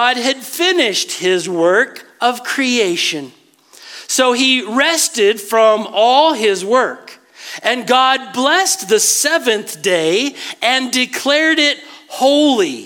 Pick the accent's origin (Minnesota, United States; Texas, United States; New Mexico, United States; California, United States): Texas, United States; West; I was raised in West Texas